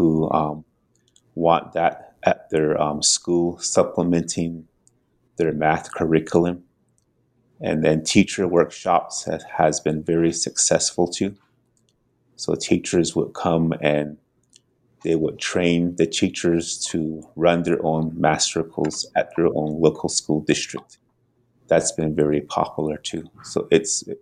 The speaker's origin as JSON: {"language": "English", "town": "Tonalea", "region": "Arizona", "country": "United States", "tie": "born or raised there", "also_born_or_lived": "Wheatfields, Arizona", "said": "originally from Tonalia, Arizona, where I grew up on the Navajo Nation"}